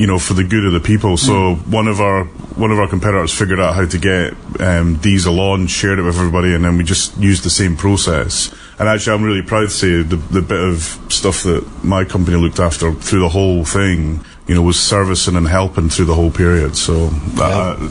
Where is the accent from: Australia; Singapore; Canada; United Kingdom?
United Kingdom; moved away; being a Brit